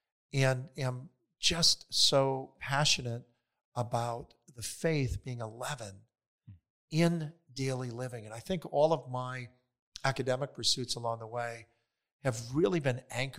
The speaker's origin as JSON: {"language": "English", "region": "Wisconsin", "country": "United States", "said": "So I hail originally from Wisconsin. And moved several times in my life, and eventually entered into the seminary after college."}